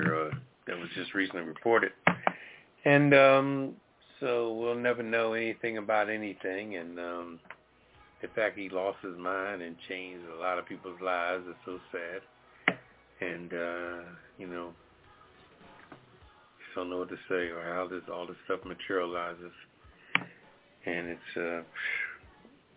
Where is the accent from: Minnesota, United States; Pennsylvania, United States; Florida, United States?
Pennsylvania, United States; Philadelphia; I'm from Philadelphia